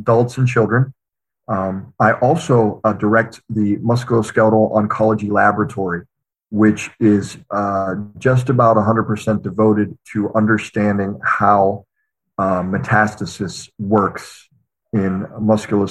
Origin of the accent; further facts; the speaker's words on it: Pittsburgh, Pennsylvania, United States; I'm actually from Pittsburgh. It's I'm very boring in that regard. Born and raised here